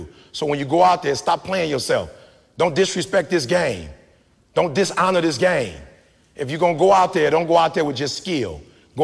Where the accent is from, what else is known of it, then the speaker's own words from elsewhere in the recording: Detroit, Michigan, United States; I'm from the D. My people worked at Ford, GM, and Chrysler.